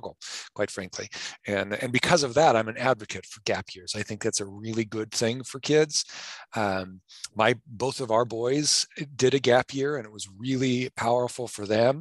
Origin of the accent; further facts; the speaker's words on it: North Platte, Nebraska, United States; also born or lived in Haifa, Israel; I was born and raised in Western Nebraska